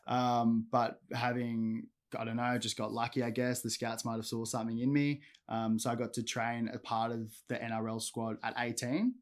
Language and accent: English; Gold Coast, Queensland, Australia; I grew up on the Gold Coast, um, predominantly Palm Beach